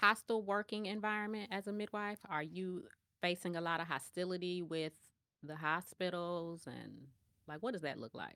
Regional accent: Chicago, Illinois, United States; moved away as an adult; now in Atlanta, United States; we are both, um, born and raised in Chicago

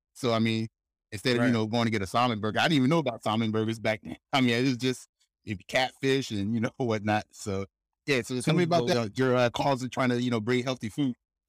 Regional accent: Philadelphia, Pennsylvania, United States; also born or lived in Chester; now in Singapore; but when I was born in Chester, Pennsylvania, right out, and I stayed some time in South Philly. And I grew up there for, you know, what, 15 years, 20 years.

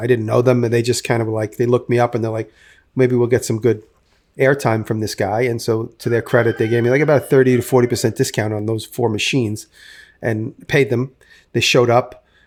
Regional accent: New York City, New York, United States; also born or lived in Manhattan; I grew up in and around New York City.

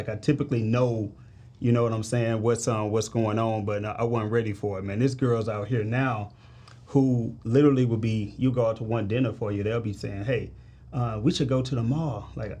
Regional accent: St. Louis, Missouri, United States; So I'm from St. Louis, Missouri, bro.

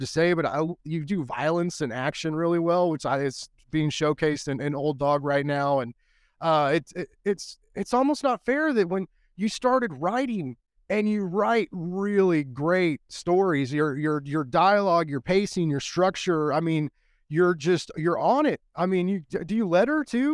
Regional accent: United States; as an American

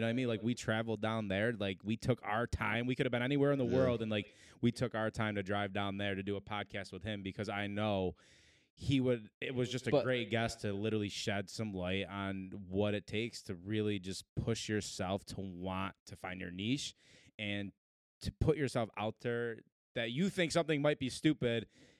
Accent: Syracuse, New York, United States; Like, I'm from Syracuse just like you. Like, I wasn't loaded. I didn't have money.

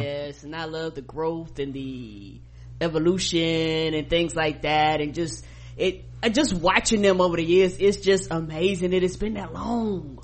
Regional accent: the South, United States; I am from the South

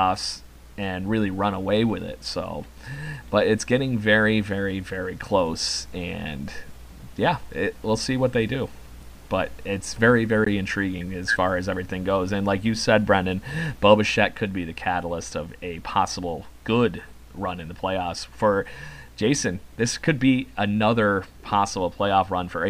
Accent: Rochester, New York, United States; in my hometown here in Rochester, New York

